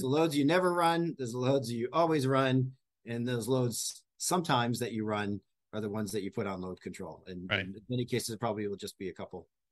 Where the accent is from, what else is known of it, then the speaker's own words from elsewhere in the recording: New England, United States; moved away; I grew up in New England and we had hurricanes